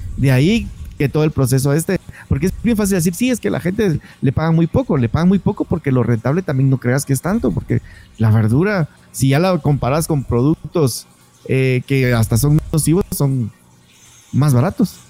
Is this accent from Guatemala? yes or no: yes; Guatemala; los guatemaltecos seamos tan agringados en nuestra forma de ser, en nuestra forma de hablar